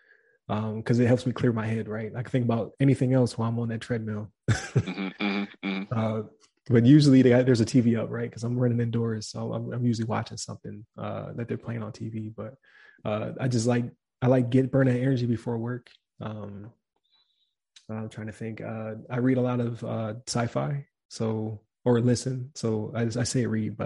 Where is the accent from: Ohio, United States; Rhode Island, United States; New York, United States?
New York, United States; Buffalo; I'm from Buffalo